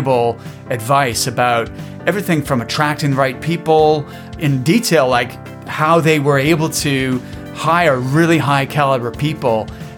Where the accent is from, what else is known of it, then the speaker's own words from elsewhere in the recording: Canada; now in Edinburgh, United Kingdom; I'm from Canada originally.